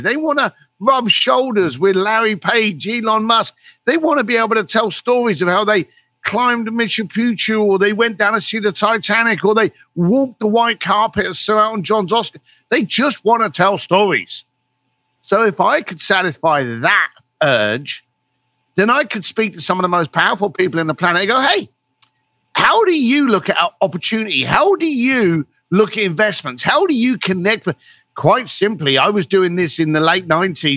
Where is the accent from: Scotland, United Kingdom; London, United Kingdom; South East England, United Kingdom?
London, United Kingdom; I was a bricklayer from East London, and I had no money